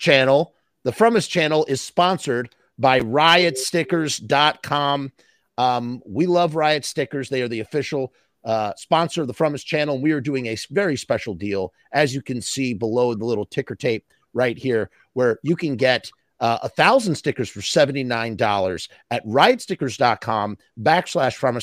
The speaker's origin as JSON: {"language": "English", "area": "Westchester", "region": "New York", "country": "United States", "said": "I'm from Westchester, New York"}